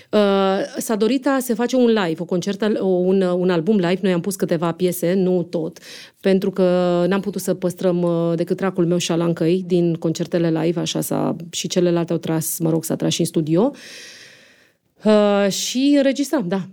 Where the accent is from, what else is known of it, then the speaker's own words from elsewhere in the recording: Romania; moved away; also born or lived in Monte Carlo; noi nu suntem de aici din București, că eram singurele din provincie